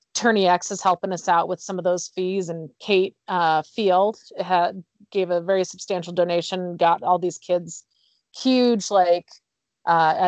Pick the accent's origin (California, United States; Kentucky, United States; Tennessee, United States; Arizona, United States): Arizona, United States; Phoenix; now in Utah, United States; I'm from Arizona, so like Phoenix area.